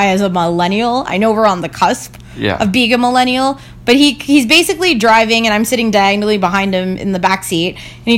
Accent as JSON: {"language": "English", "town": "Toronto", "region": "Ontario", "country": "Canada", "said": "I'm from Toronto"}